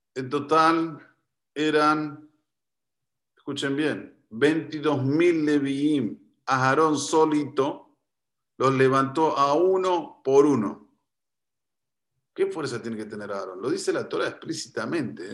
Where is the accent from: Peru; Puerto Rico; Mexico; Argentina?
Argentina; soy argentino